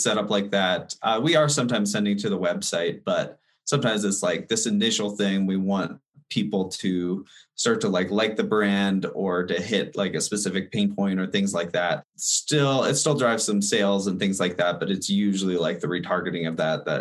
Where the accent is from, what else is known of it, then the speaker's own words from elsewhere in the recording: Denver, Colorado, United States; also born or lived in Los Angeles; I'm actually originally from Denver, and then I moved out there for about 5 years doing video production, and came back to Denver.